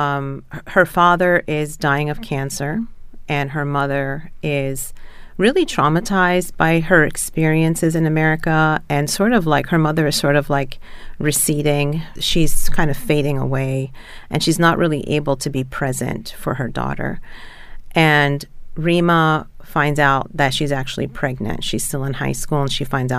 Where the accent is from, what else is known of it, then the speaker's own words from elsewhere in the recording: Philadelphia, Pennsylvania, United States; moved away as an adult; now in Baltimore, United States; I grew up in Philadelphia